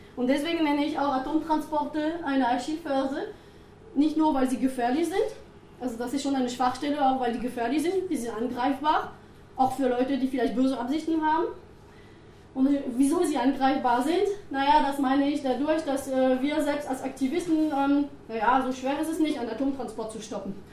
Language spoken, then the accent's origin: German; France; German is a second language; moved away as an adult; also born or lived in Bayreuth; now in Germany; Ich bin Französin